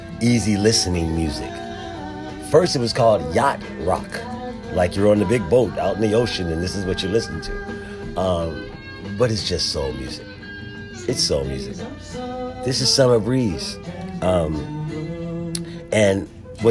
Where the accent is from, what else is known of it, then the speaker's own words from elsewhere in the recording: Philadelphia, Pennsylvania, United States; growing up in Philadelphia